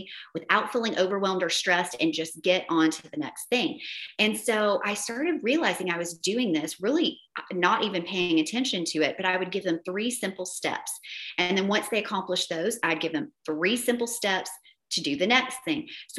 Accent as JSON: {"language": "English", "region": "Tennessee", "country": "United States", "accent": "Southern", "said": "I'm a Southern girl from Tennessee. My accent is horrific sometimes"}